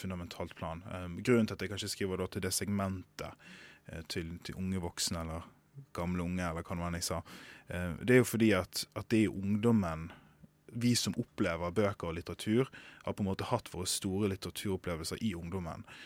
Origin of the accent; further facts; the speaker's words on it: Sotra, Vestland, Norway; jeg kommer fra Sotra